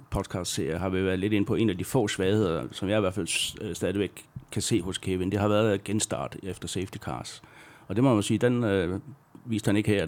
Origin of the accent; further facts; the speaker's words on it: Denmark; Øh, og som dansker, så synes jeg selvfølgelig, det var fantastisk.